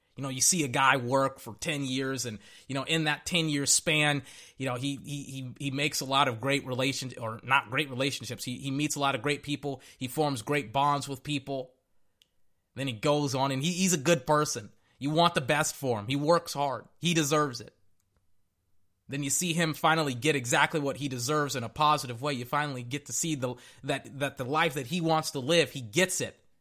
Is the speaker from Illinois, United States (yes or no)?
no; Texas, United States; I'm not from L A, I'm from Texas